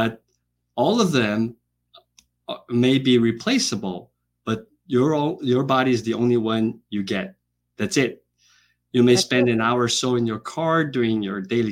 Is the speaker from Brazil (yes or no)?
yes; Brazil; moved away as an adult; also born or lived in Boston / Atlanta / Hawaii; now in United States; I was born and raised in Brazil, went to medical school in Brazil